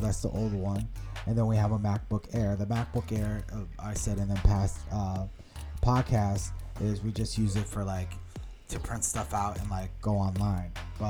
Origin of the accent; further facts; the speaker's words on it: United States; accent: American; It's just my accent is American.